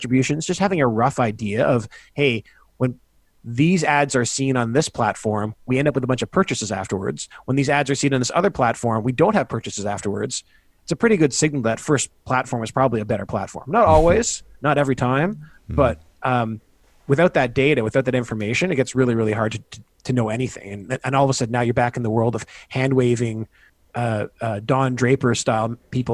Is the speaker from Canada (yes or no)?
yes; Canada; also born or lived in United States; I grew up in Canada